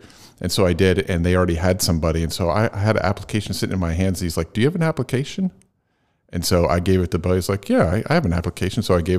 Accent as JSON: {"language": "English", "town": "Phoenixville", "region": "Pennsylvania", "country": "United States", "tie": "born or raised there", "also_born_or_lived": "New England / Lancaster, Pennsylvania", "moved": "as an adult", "said": "I grew up in Chester County. Okay. In Phoenixville. And then I moved away and I was up in the New England area for a while. And then I moved back around, it was probably early 2000s."}